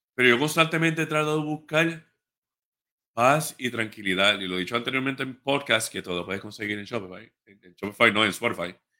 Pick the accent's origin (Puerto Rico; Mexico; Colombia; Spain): Puerto Rico; Ponce; yo soy de Ponce